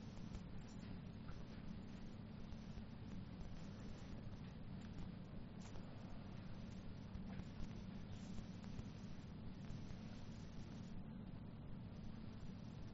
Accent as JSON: {"language": "English", "country": "Singapore", "said": "I'm a Singaporean"}